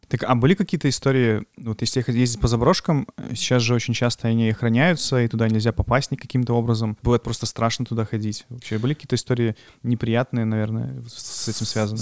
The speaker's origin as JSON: {"language": "Russian", "town": "Beloozyorsk", "region": "Brest Region", "country": "Belarus", "said": "я сам из Белозерска"}